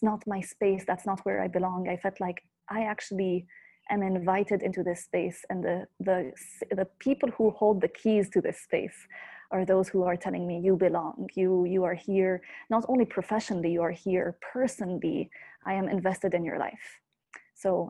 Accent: Beirut, Beirut Governorate, Lebanon; moved away as an adult; also born or lived in United States; I'm calling in from Beirut, Lebanon. This is where I'm from, and I'm back here after a couple of years in the US.

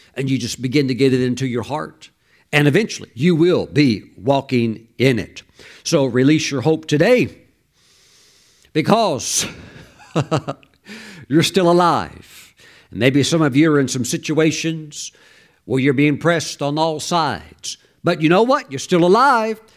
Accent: Mississippi, United States; I grew up very poor in Mississippi

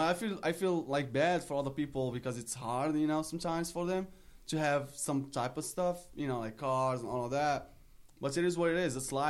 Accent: Morocco; English is a second language; now in South Florida, United States; I'm from Morocco.

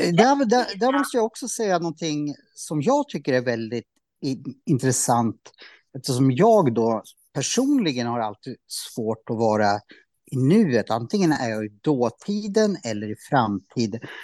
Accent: Norrsundet, Gävleborg County, Sweden; jag är uppvuxen i Norrsundet

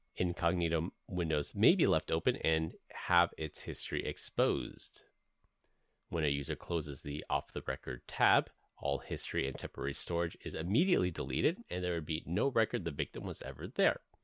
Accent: San Francisco, California, United States; moved away; I grew up in San Francisco

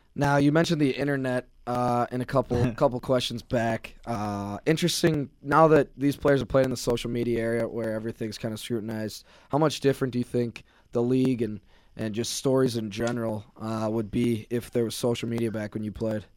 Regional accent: Minnesota, United States; I'm from Minnesota

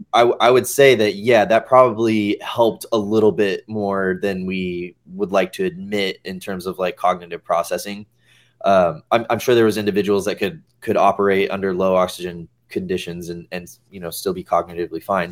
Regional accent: Kansas, United States; I'm from Kansas.

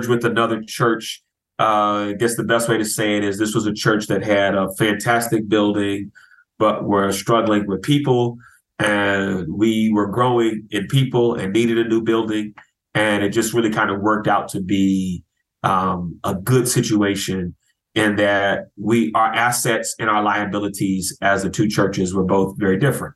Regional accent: Chicago, Illinois, United States; moved away as an adult; also born or lived in Florida; now in Philadelphia, United States; I'm from Chicago originally

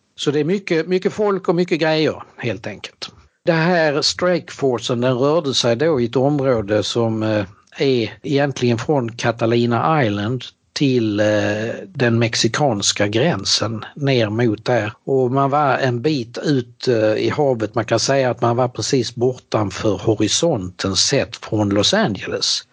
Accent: Helsingborg, Skåne, Sweden; born or raised there; also born or lived in Norrbotten; now in Eskilstuna, Sweden

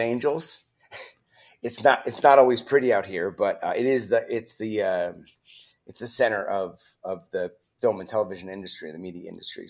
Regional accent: San Diego, California, United States; also born or lived in Tucson, Arizona / Bismarck, North Dakota; And I grew up in San Diego and Tucson, Arizona, before moving to Bismarck, North Dakota, which is where my mother was originally from.

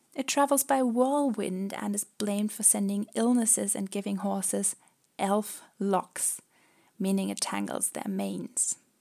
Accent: Germany; we're actually from Germany

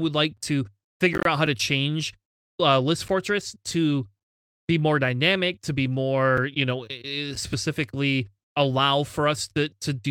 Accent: Michigan, United States; I'm from Michigan. It's already cold, man. It's look, freezing up here.

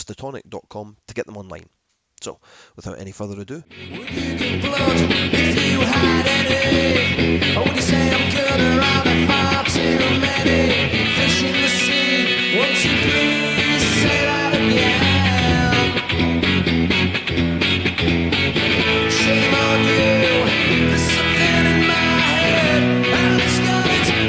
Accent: Edinburgh, Scotland, United Kingdom; here in my hometown of Edinburgh

